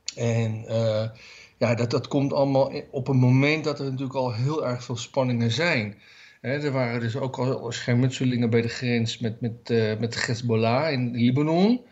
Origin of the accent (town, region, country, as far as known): Netherlands